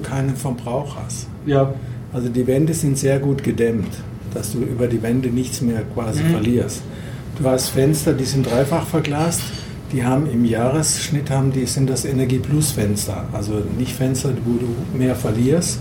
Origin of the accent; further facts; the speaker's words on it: Freiburg, Baden-Württemberg, Germany; aus Freiburg, meiner Heimat